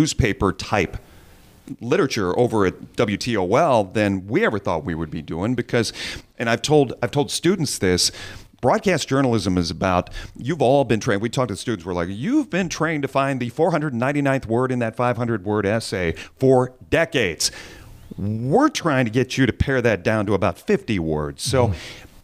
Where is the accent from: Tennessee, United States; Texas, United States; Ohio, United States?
Ohio, United States; Sylvania; now in Perrysburg, United States; I grew up in Sylvania